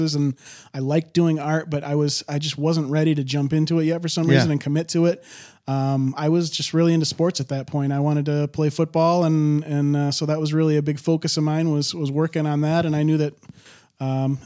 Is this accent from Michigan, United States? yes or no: yes; Charlevoix, Michigan, United States; moved away as an adult; now in Detroit, United States; I'm actually from Charlevoix, Michigan